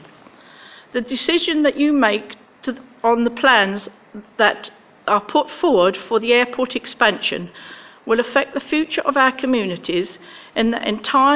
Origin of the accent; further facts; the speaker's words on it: Little Hallingbury, East of England, United Kingdom; I'm from Little Hallenbury, and I have lived, in fact, in the same house all my life